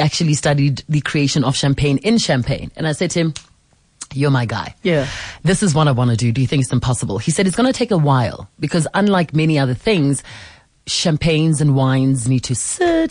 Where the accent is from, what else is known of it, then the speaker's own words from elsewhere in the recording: South Africa; I'm South African